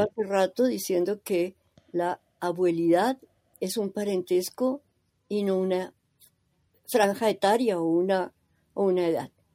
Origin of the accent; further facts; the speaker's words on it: Colombia; Yo soy mm, colombiana, teóloga, católica y creyente